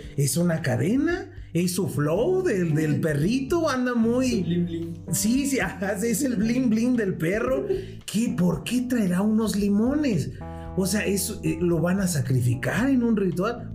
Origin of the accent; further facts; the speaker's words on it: Mexico; como mexicanos